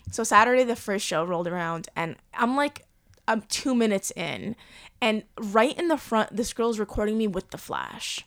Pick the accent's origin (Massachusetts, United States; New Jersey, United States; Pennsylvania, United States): New Jersey, United States; Cliffside Park; moved away; there was a lot of Cubans in my town growing up